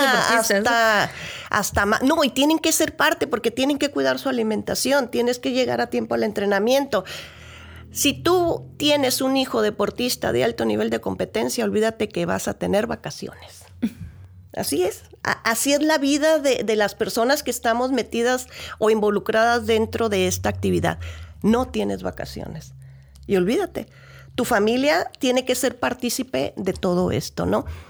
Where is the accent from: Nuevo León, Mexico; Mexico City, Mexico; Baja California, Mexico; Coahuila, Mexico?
Baja California, Mexico; Ensenada; si somos de aquí de Ensenada